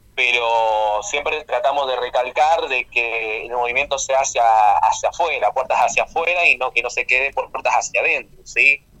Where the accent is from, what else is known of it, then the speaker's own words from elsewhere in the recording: Rafaela, Santa Fe, Argentina; soy de Rafaela Santa Fe